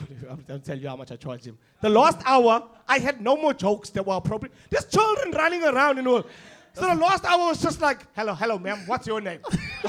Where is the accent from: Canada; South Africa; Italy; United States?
South Africa; I'm not from Newlands, and they know I'm not from fucking Newlands. They know I'm from Merendridge.